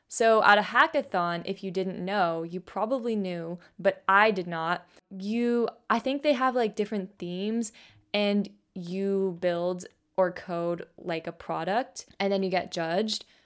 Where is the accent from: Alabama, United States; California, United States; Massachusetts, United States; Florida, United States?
California, United States; Bay Area; I grew up in the Bay Area. Pretty much I've been here, like, my entire life